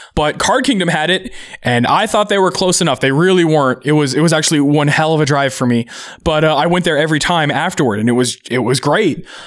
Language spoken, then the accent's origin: English; Seattle, Washington, United States; also born or lived in Auburn, Washington / Bellevue, Washington / Tacoma, Washington / Redmond, Washington; I've been actually kind of in the Seattle area my entire life